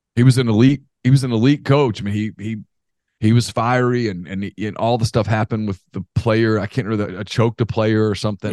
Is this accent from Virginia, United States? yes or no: no; Ruston, Louisiana, United States; I grew up in Ruston when Karl Malone was at Louisiana Tech